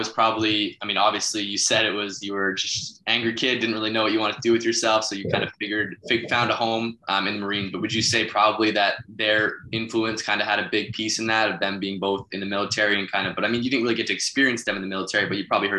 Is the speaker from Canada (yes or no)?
yes; Canada; now in United States; being a Canadian kid